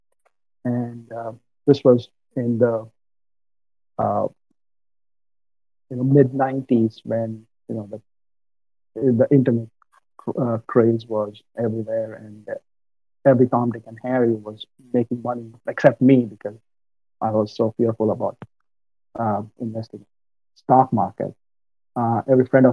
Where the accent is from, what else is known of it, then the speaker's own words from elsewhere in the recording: Mumbai, Maharashtra, India; moved away as an adult; also born or lived in Northeast U.S.; now in United States; I'm from India, born and brought up in Mumbai.